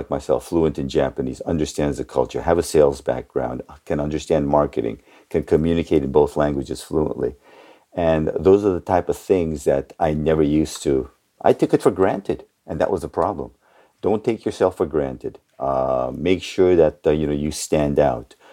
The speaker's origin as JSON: {"language": "English", "region": "California", "country": "United States", "tie": "born or raised there", "said": "growing up in the Bay Area, thing that I really, really, I think took away from that more than anything else coming to the States when I was around 11."}